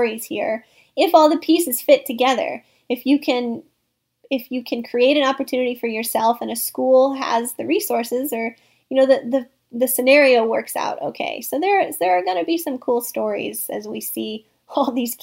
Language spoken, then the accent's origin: English; Northeast Missouri, United States; now in Cocoa Beach, United States; I make the annual pilgrimage to Northeast Missouri every summer with my dog in the back seat to visit my hometown